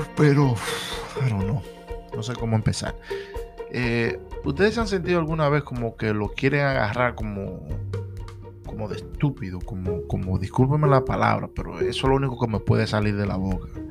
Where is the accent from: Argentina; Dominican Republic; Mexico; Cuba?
Dominican Republic; Puerto Plata; now in Allentown, United States; mi tierra natal